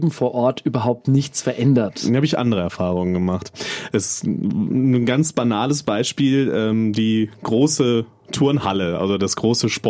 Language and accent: German; North Rhine-Westphalia, Germany; ich komme aus Nordrhein-Westfalen, aus, aus einer Kleinstadt, da war das das Thema über Monate